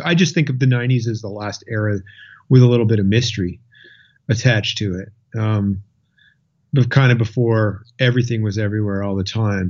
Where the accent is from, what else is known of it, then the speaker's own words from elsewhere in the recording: Lunenburg, Nova Scotia, Canada; also born or lived in Halifax, Nova Scotia; I grew up down in Lunenburg, Nova Scotia. Uh, I've lived in Nova Scotia my whole life. Um, and I was there till I was 12, pretty much from the age four to 12. And then we moved to Halifax